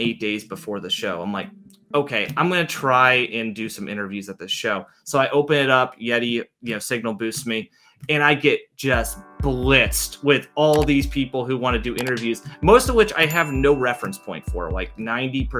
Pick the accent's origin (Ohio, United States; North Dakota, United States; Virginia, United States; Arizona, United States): Ohio, United States; moved away; I'm from Ohio originally